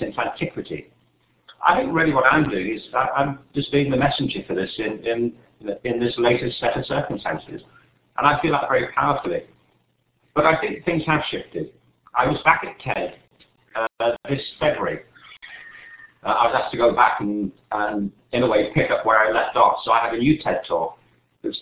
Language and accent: English; England, United Kingdom; I was growing up in England, you know, in the 50s and 60s